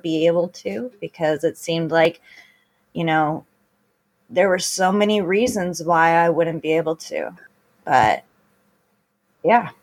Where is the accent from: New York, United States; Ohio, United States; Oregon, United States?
Oregon, United States; Beaverton or Hillsboro; also born or lived in California; I am from Beaverton or Hillsboro, Oregon. I was born and raised in this district.